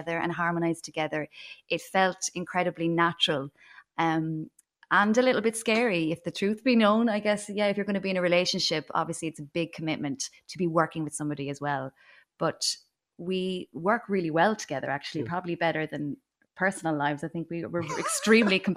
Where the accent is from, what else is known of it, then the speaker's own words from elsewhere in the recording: Ferns, Leinster, Ireland; I'm from Ferns originally in Wexford. And yeah, grew up there